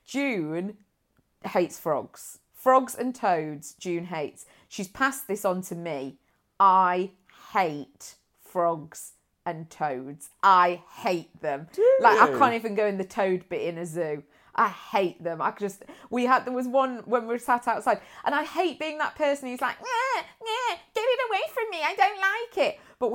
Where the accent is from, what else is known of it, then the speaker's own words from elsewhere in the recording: Nuneaton, West Midlands, United Kingdom; born there; I was born in Nuneaton.